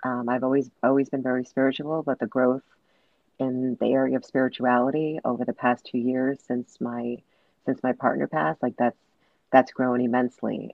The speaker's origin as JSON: {"language": "English", "town": "New York City", "region": "New York", "country": "United States", "tie": "born or raised there", "said": "I was born and raised in Brooklyn, New York."}